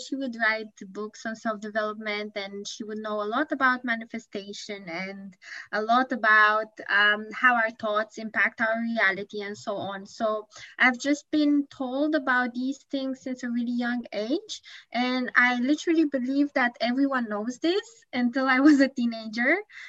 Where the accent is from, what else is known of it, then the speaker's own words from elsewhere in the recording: Bucharest, Romania; moved away as an adult; now in Tokyo, Japan; I live in Japan, but I'm originally from Bucharest, Romania